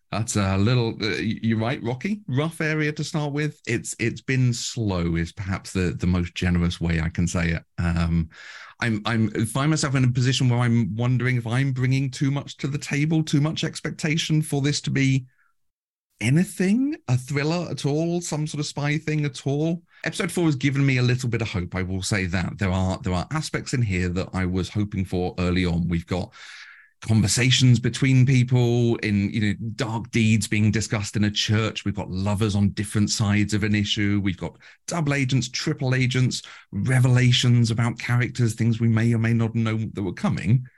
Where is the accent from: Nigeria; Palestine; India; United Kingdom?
United Kingdom; we're very British